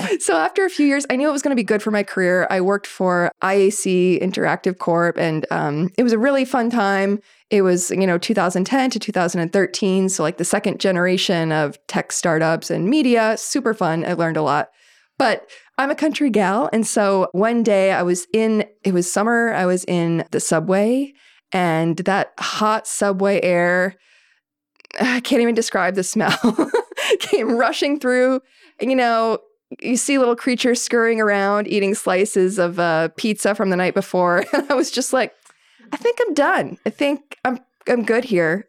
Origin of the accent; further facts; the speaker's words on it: western Maine, United States; now in Willamette Valley, Oregon, United States; I grew up, um, in western Maine in the mountains